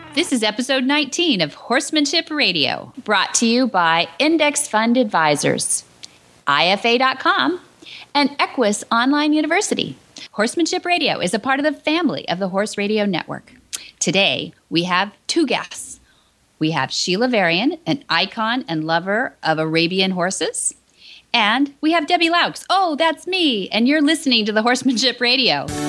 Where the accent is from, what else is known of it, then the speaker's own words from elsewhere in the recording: San Luis Obispo, California, United States; we lived not too far from each other when I was born in San Luis Obispo